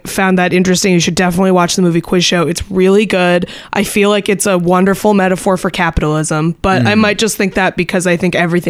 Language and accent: English; New Hampshire, United States; I'm from New Hampshire with 18 miles of coastline.